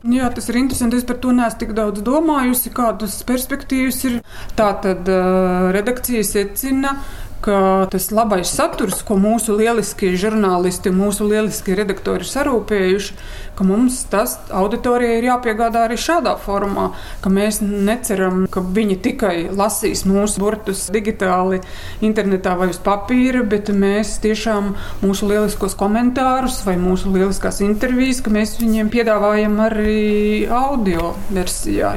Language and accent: Latvian; Latvia; mēs paši latvieši